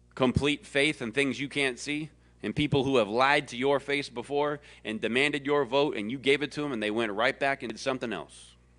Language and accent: English; the South, United States; I was born and bred in the South